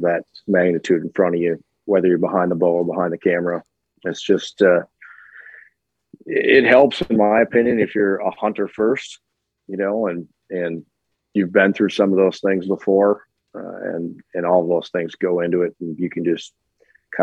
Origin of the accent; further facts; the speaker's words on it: Iola, Wisconsin, United States; I started off in a little town called Iola, Wisconsin, central Wisconsin, north central